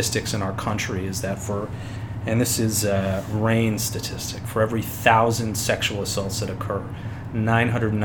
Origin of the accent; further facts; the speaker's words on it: Red Creek, New York, United States; also born or lived in Annapolis, Maryland; I grew up in Red Creek